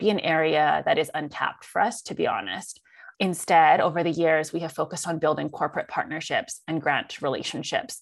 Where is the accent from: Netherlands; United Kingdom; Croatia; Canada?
Canada; I'm Chinese Canadian. My dad is a first generation immigrant. My mom was born here in Canada